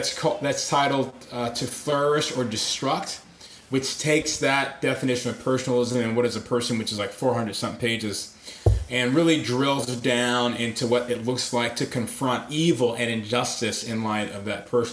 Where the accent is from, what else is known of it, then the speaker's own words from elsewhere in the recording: Atlanta, Georgia, United States; moved away; also born or lived in Grand Rapids; I was raised in Atlanta